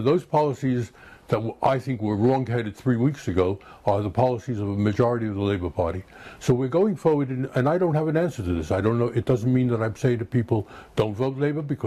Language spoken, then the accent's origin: English; United States; moved away as an adult; now in United Kingdom; as an American coming from the chaos of American health service